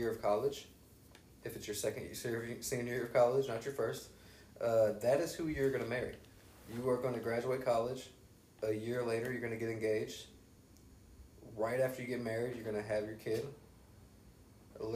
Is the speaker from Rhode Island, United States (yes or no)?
no; Xenia, Ohio, United States; moved away as an adult; also born or lived in Texas; when I go back to Xenia